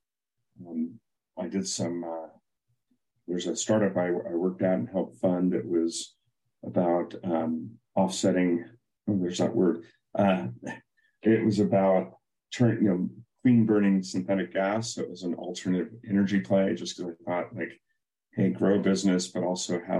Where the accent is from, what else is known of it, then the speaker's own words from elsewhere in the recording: Silicon Valley, California, United States; I grew up in Silicon Valley